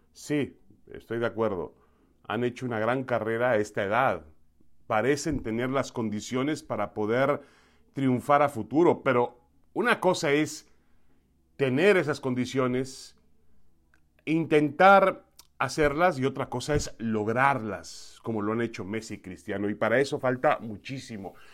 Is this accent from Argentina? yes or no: no; Mexico; tiene tanto derecho como cualquier otro mexicano, como yo